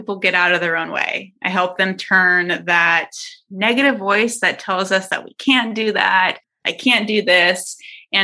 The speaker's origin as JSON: {"language": "English", "town": "San Diego", "region": "California", "country": "United States", "said": "I'm from San Diego. So I went to San Diego State University"}